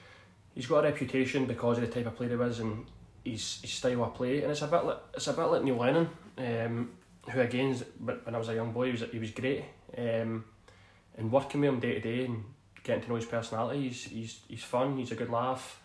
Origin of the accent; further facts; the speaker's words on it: Glasgow, Scotland, United Kingdom; also born or lived in Tollcross, Glasgow; I grew up in Toll Cross, which is about 15 minutes from here, east end of Glasgow, and then I moved to Denison when I was 8, 7 or 8